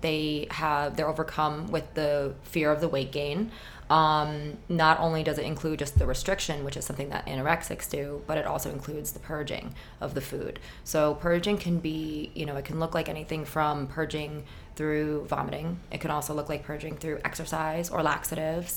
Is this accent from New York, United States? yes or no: yes; New York, United States; also born or lived in Miami, Florida; I born and raised in New York